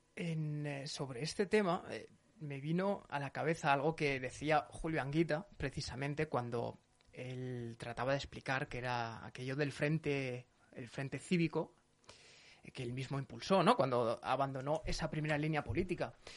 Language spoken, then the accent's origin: Spanish; Zaragoza, Aragon, Spain; soy de Zaragoza